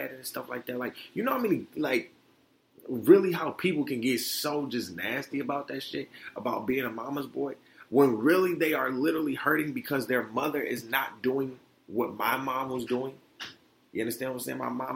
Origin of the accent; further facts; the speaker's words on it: Detroit, Michigan, United States; also born or lived in Florida; me and my mom moved back up to Detroit